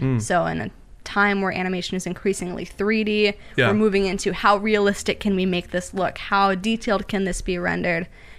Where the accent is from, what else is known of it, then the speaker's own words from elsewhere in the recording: Minnesota, United States; Originally Minnesota, mainly. I went to school in Minnesota, graduated with a degree in animation.